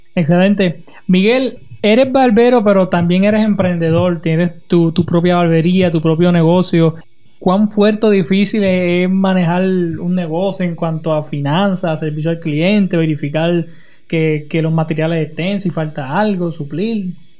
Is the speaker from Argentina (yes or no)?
no; Utuado, Puerto Rico; mi pueblo de Utuado